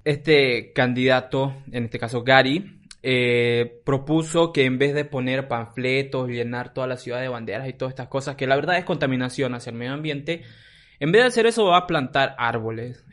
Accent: Cruceño, Camba, Santa Cruz, Bolivia; como cruceños, como cambas

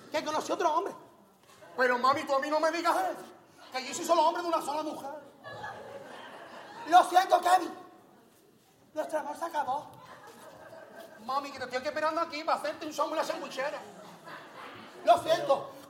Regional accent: Huelva, Andalusia, Spain; Que yo estoy en el patio con todas las chavalerías está de Huelva, de mi tierra, de mi ciudad.

